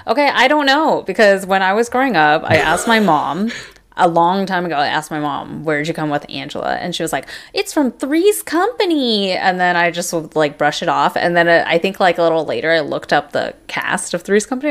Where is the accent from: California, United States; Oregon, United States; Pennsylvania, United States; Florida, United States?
California, United States; Irvine; we grew up in Irvine, which in the '90s in Orange County, California